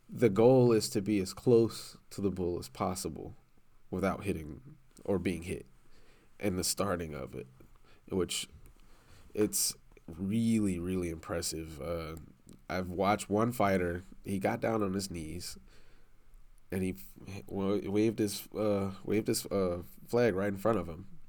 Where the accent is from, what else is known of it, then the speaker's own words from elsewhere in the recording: New Orleans, Louisiana, United States; moved away; I'm from New Orleans